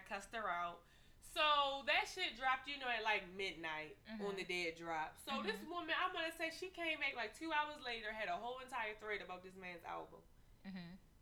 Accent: Baltimore, Maryland, United States; I'm from Baltimore City

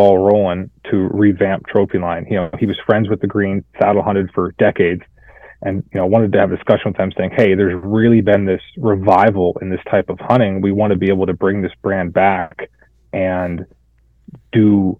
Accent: Erie County, Western Pennsylvania, United States; I grew up in Pennsylvania, Western Pennsylvania, and went to Penn State for mechanical engineering.

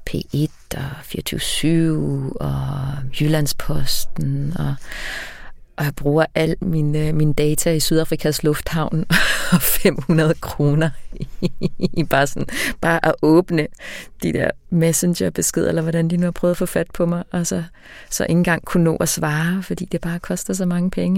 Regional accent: Mozambique; now in Denmark; Mozambique, hvor jeg er opvokset

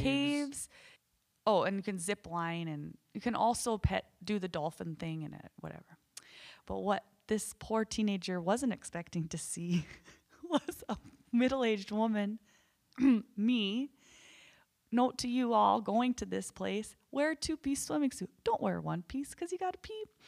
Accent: North Dakota, United States; we're from North Dakota

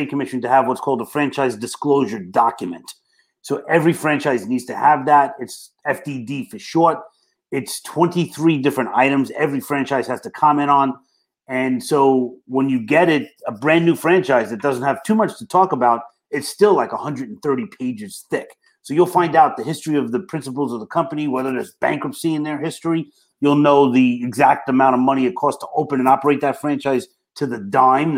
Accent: New York City, New York, United States; accent: Brooklyn; I got my Brooklyn accent going on

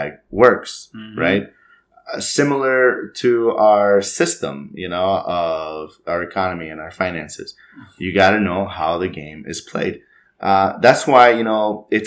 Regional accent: Mexico; now in United States; we're both from Mexico.

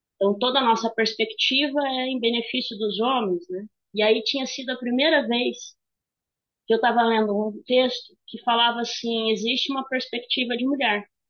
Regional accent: Jataizinho, Paraná, Brazil; also born or lived in Wenceslau Braz, Paraná; Eu cresci numa cidade de 12 mil habitantes, uma cidade bem pequena. Aí, só que a vantagem de Jataizinho é que ela tem Londrina aqui perto

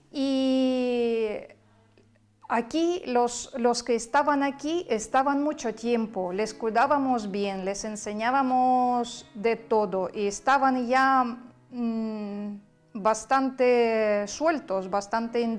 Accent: Kherson, Kherson Oblast, Ukraine; Spanish is a second language; now in Spain; soy de ciudad de Gerson, donde bombardearon, no han dejado bombardear ni un día.

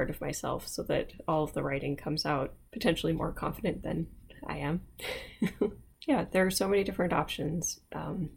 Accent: United States; accent: American; my accent is not good, not to mention it's very American

